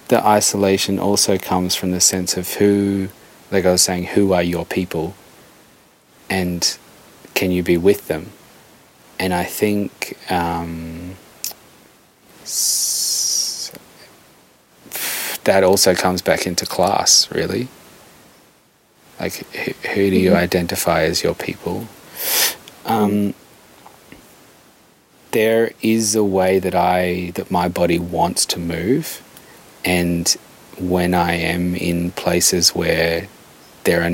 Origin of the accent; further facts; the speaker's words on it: Darwin, Northern Territory, Australia; accent: Australian; I grew up in Darwin